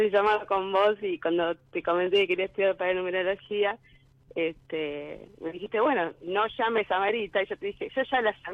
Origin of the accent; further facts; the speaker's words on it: Quilmes, Buenos Aires Province, Argentina; De Quilmes.